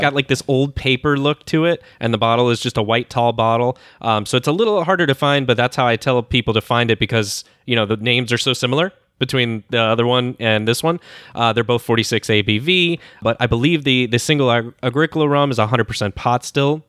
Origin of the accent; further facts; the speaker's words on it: United States; as an American